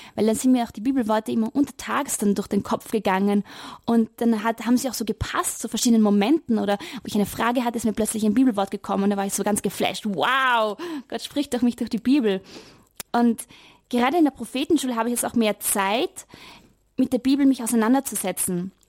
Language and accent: German; Vienna, Austria; moved away; Also ich komme aus Wien und ich habe in die letzten Jahre dort in Wien studiert